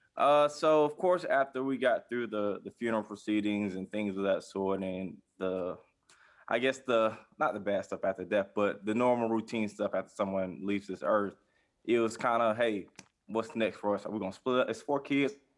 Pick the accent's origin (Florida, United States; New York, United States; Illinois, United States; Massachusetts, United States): Florida, United States; Jacksonville; I'm from Jacksonville, Florida, uh, born and raised here on the West Side